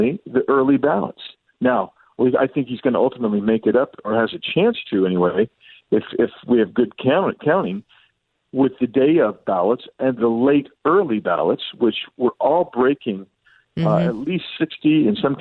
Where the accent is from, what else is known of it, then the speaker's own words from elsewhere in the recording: Arizona, United States; Arizona, my home state